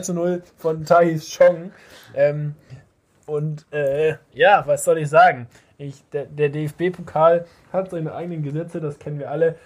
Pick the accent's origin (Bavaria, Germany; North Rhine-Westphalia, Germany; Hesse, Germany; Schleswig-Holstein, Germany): Schleswig-Holstein, Germany; home region of SV Todesfelde; ein, ein, Verein aus meiner Heimat, der SV Todesfelde